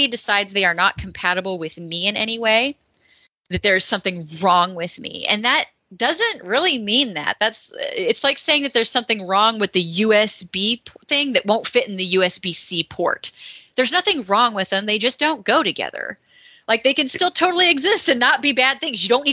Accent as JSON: {"language": "English", "region": "Texas", "country": "United States", "said": "I come from the Bible Belt Buckle down in Texas"}